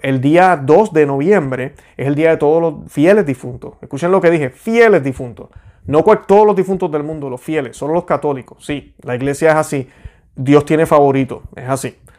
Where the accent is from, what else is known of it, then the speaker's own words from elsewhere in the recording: Puerto Rico; yo soy puertorriqueño católico